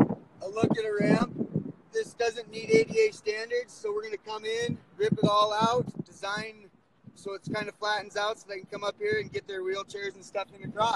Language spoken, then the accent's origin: English; Helena, Montana, United States; I'm from Helena, Montana. I'm in Shelby, Montana